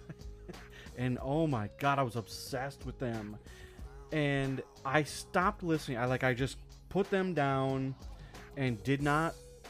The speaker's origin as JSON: {"language": "English", "region": "Wisconsin", "country": "United States", "tie": "born or raised there", "also_born_or_lived": "Minneapolis, Minnesota", "moved": "yes", "said": "where I grew up in Wisconsin, Faygo wasn't a thing"}